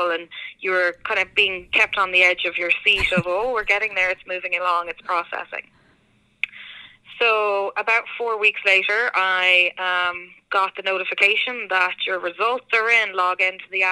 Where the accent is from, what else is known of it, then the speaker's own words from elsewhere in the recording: Ireland; moved away as an adult; now in Connecticut, United States; this is not a Connecticut accent as well. So I'm actually from Ireland, and I emigrated to the US 5 years ago